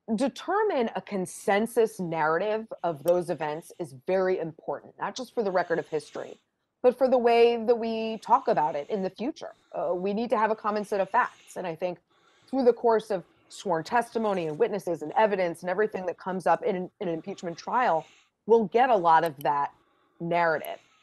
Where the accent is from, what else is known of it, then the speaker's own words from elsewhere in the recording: Boston, Massachusetts, United States; I'm from Boston, my husband's from Rhode Island